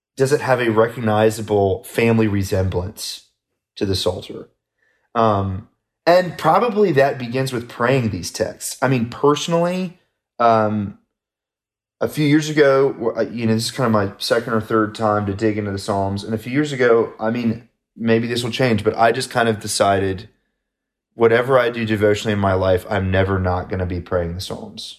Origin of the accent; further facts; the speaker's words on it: United States; I'm an American